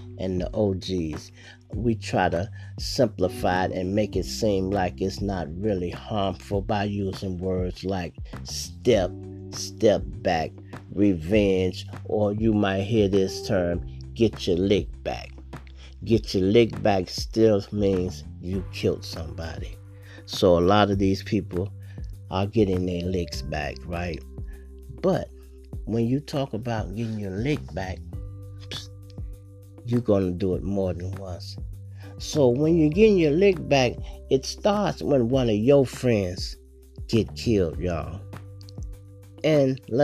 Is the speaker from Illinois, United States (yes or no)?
yes; Chicago, Illinois, United States; I'm from Chicago